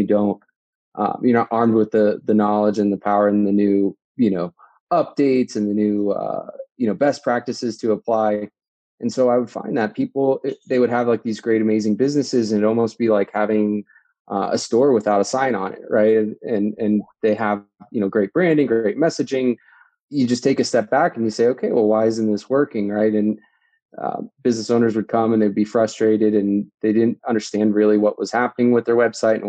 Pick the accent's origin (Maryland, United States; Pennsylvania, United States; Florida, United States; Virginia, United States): Virginia, United States; DC; moved away as an adult; also born or lived in New Jersey; now in Denver, United States; originally from the East Coast, out near the DC, Virginia area. I spent about 20, 25 years in that part of the world, and then was born actually in New Jersey, just outside of New York